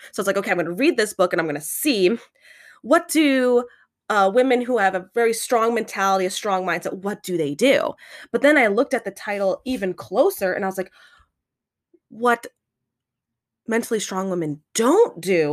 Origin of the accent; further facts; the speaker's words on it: United States; we are growing up in American culture